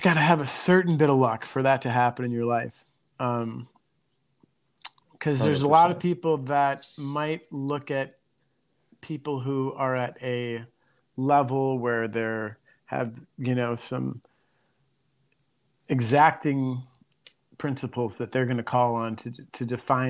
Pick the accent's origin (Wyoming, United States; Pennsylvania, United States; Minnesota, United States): Minnesota, United States; Minneapolis; moved away; I'm originally from Minneapolis